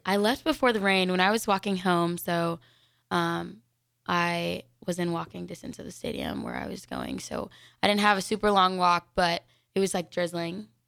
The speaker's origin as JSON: {"language": "English", "town": "Denver", "region": "Colorado", "country": "United States", "moved": "yes", "lives_now": "Lincoln, United States", "said": "I'm from Denver, Colorado."}